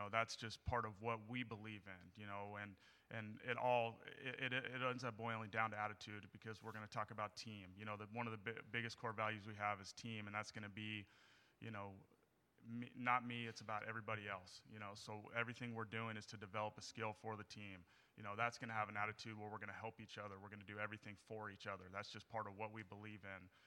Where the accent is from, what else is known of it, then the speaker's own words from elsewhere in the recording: Northern California, United States; also born or lived in Miami; I'm from Northern California and just – you know, I think growing up, I was a Cal fan